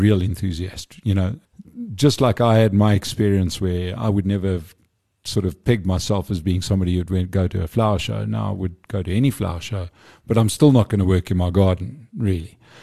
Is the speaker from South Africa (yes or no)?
yes; Johannesburg, Gauteng, South Africa; I'm a Joburg boy, love Joburg